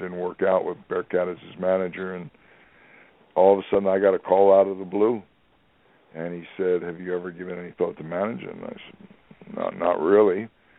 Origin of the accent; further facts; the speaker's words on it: New York, United States; and again, I'm coming from New York, where to me, when you said world champion, the only thing I knew about wrestling was what was in New York.